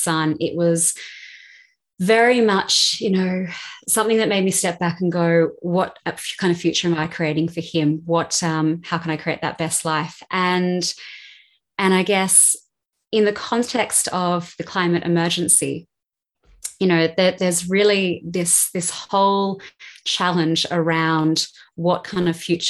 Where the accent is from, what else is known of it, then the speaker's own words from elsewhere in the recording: Australia; moved away as an adult; also born or lived in Sydney; now in London, United Kingdom; growing up in Australia